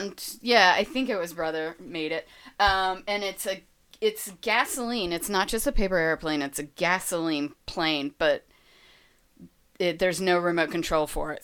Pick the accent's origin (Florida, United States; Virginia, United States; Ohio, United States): Florida, United States; I'm from Florida, so I'm a Disney girl